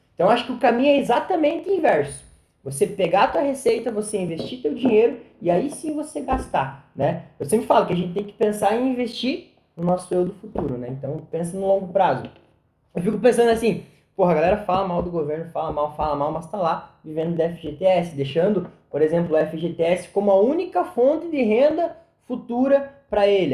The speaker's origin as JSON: {"language": "Portuguese", "country": "Brazil", "said": "porque eu sou brasileiro, eu tenho que acreditar no meu país"}